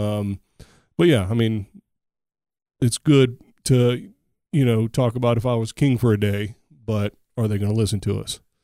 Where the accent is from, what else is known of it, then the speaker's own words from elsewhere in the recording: United States; I'm an American